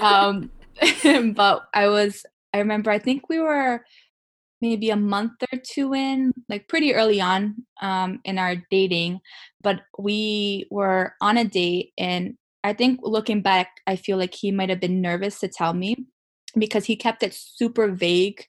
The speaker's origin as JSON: {"language": "English", "region": "Rhode Island", "country": "United States", "tie": "born or raised there", "said": "I was born and raised in Rhode Island"}